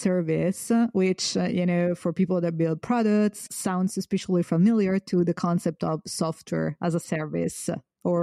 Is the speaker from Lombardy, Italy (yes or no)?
no; Florence, Tuscany, Italy; I come from Florence